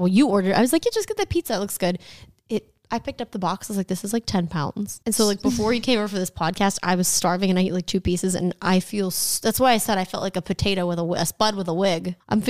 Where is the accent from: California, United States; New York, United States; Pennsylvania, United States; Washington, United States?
California, United States; we're from California and everything's been closed.